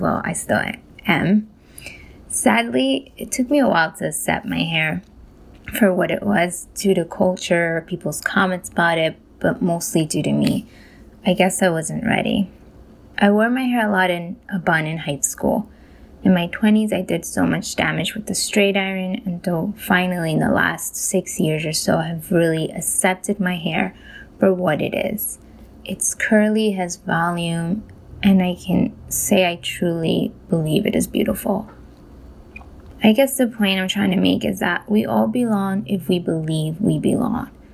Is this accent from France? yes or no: no; Colombia; now in New York, United States; I was born in Colombia.